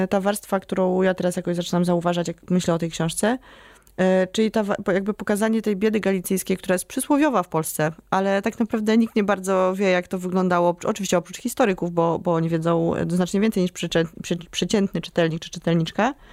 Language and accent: Polish; Warsaw, Masovian Voivodeship, Poland; jako warszawianka, która to... się nie interesuje Krakowem.